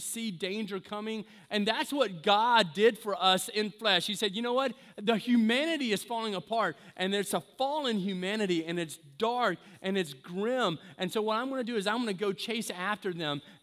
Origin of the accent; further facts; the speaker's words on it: the South, United States; I'm from the South